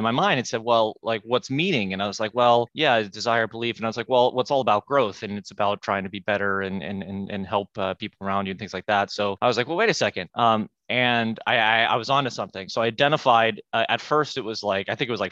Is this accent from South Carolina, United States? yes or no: no; Pittsburgh, Pennsylvania, United States; I'm from Pittsburgh